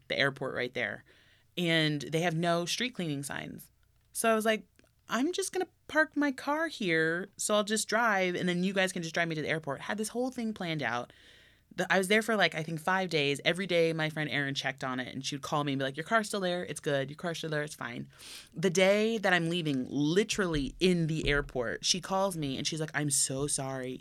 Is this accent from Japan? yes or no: yes; Tokyo, Japan; now in Burbank, United States; I grew up in Tokyo, went to Disney, or Tokyo Disneyland every year I was there.